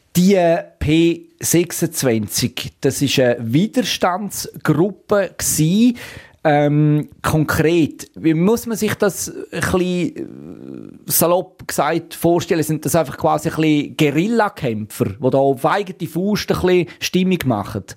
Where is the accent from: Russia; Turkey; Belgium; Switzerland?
Switzerland; bei uns in der Schweiz